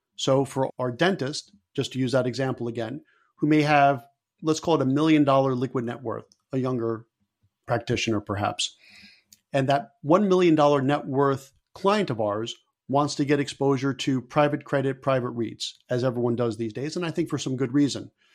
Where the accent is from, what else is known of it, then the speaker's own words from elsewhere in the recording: Stamford, Connecticut, United States; my hometown of Stamford, Connecticut